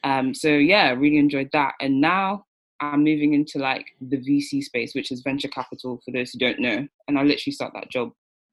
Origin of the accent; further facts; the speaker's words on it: London, United Kingdom; I'm Nigerian by heritage. I like to think of myself as British Nigerian, but I was born and raised in Brixton, South London. And I've been here ever since. So I grew up literally in Angel Town, went to primary school in Angel Town